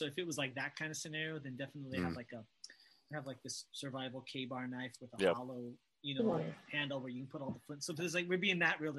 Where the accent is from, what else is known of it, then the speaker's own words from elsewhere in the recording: Hawaii, United States; moved away; I'm from Hawaii originally